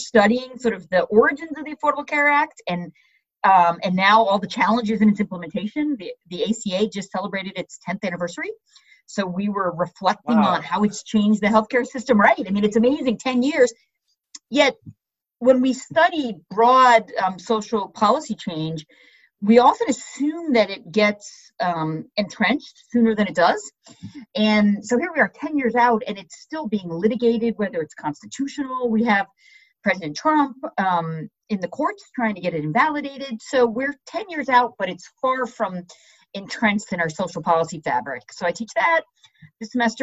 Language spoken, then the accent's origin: English; New York, United States; moved away as an adult; now in New Jersey, United States; I'm actually from New York originally